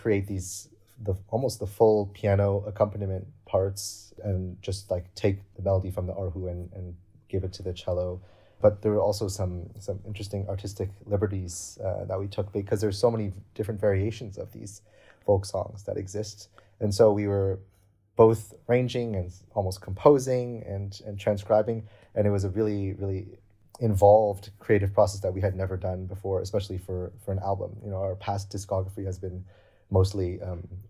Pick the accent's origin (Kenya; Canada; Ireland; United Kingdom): Canada; moved away as an adult; now in Berlin, Germany; I was born in Canada.